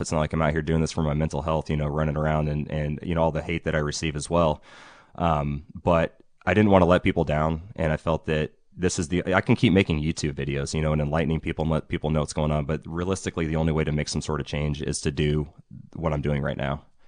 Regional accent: Ukiah, California, United States; I'm from here in Ukiah. I grew up here, um, graduated from Ukiah High in two thousand five

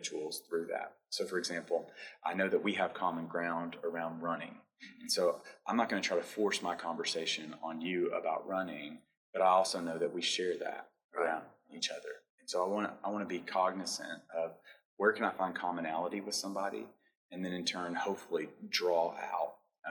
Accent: Clarksville, Tennessee, United States; moved away; that has left Clarksville, Montgomery County

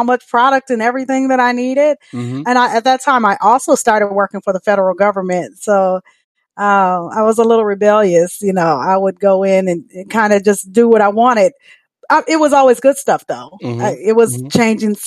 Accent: Michigan, United States; now in Dallas, United States; I'm from Michigan, but I am officially a Texan

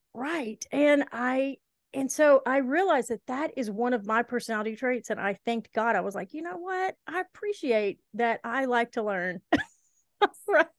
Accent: Helena, Alabama, United States; moved away; also born or lived in Eastern Kentucky; We moved when I was little from Kentucky to Shelby County, Alabama.

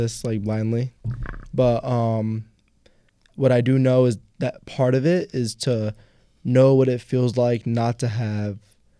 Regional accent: Jersey City, New Jersey, United States; also born or lived in Woodbridge, New Jersey; I grew up in Jersey City.

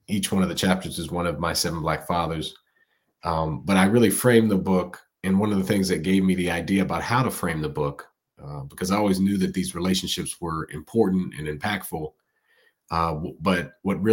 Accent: Silver Spring, Maryland, United States; Born and raised in Silver Spring, Maryland, but by way of Lagos, Nigeria, on my father's side, and in Hayes, Kansas, on my mother's side

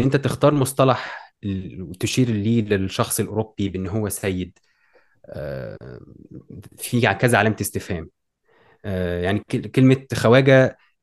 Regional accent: Egypt; عندنا في مصر

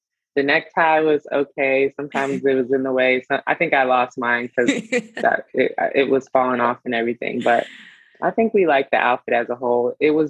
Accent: Charlotte, North Carolina, United States; I went to my hometown, Charlotte, North Carolina

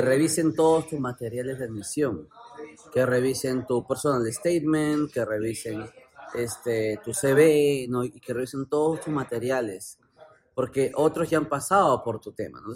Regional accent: Peru; Yo soy peruano

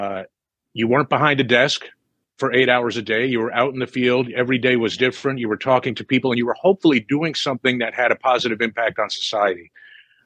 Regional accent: New Jersey, United States; moved away as an adult; also born or lived in Delaware; now in Los Angeles, United States; I grew up in New Jersey

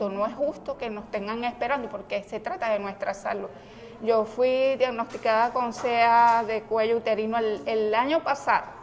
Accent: Clarines, Anzoátegui, Venezuela; Yo vengo de Clarines, municipio Brusual del estado Anzuate.

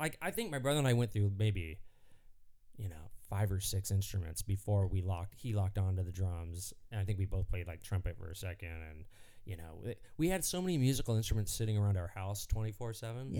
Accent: Anaheim, California, United States; My dad was the director of the Disneyland band, the conductor. So when we grew up, like we grew up at Disneyland in the Disneyland band room

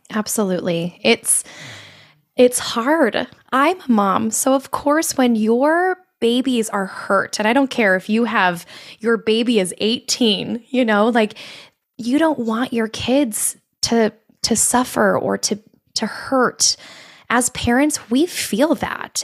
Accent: Colorado, United States; moved away as an adult; also born or lived in Arizona; I grew up in Colorado and I wanted to move to Arizona

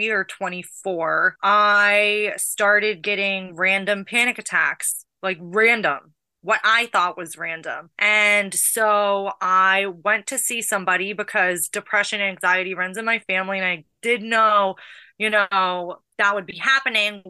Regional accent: Pittsburgh, Pennsylvania, United States; also born or lived in Los Angeles; now in Sandy Springs, United States; I grew up in Pittsburgh, Pennsylvania

